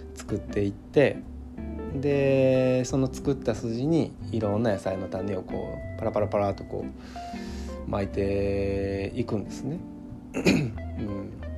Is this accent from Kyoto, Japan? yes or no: yes; Kyoto, Japan; 京都市内の街中で生まれ育って